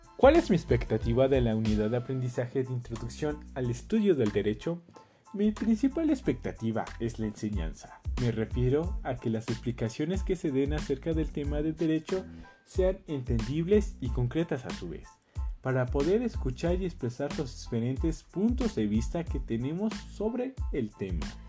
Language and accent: Spanish; Colima, Mexico; now in Jocotitlán, Mexico; Nací en Colima, actualmente resido en Jocotitlán, Estado de México